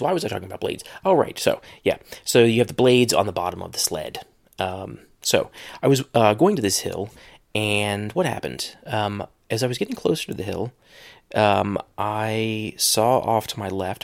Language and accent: English; Ohio, United States; moved away; I'm in my hometown